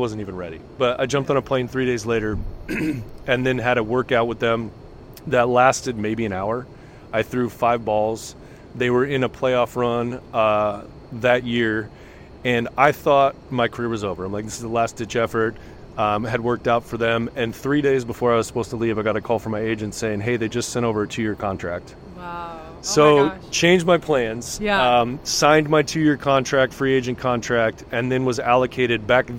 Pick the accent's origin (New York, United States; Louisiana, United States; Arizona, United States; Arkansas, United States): Arizona, United States; Tucson; also born or lived in Canada / Amherst, Massachusetts; I grew up in Tucson, going to U of A football games, basketball games